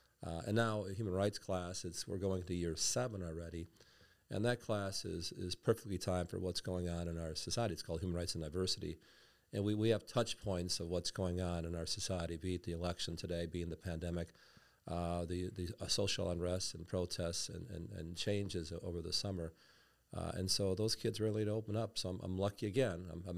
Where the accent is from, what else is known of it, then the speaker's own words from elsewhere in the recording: Milwaukee, Wisconsin, United States; So I grew up on the South Side of Milwaukee, went to St. Roman's Grade School, Shoals Junior High, which is now Ronald Reagan.